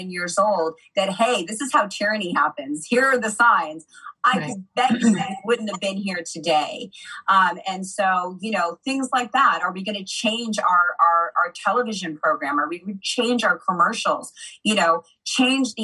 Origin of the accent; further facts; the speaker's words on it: United States; I grew up in America.